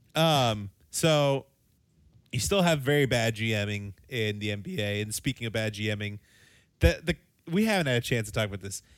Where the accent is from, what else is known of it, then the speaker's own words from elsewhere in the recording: United States; we're American